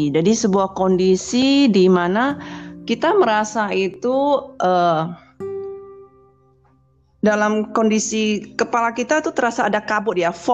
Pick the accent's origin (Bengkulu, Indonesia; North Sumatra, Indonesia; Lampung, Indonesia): North Sumatra, Indonesia; Binjai; saya dari Kota Binjai, satu kota di Sumatera Utara.